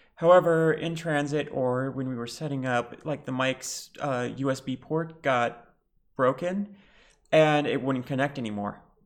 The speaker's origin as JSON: {"language": "English", "country": "Lebanon", "said": "I'm bi, trans, Lebanese"}